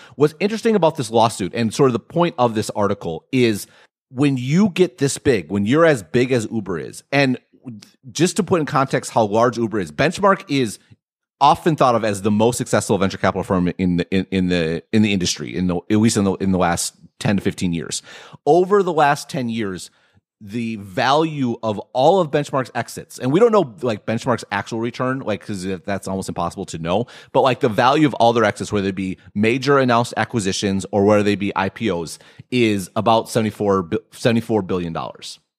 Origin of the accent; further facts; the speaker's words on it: Midwest, United States; I'm from the Midwest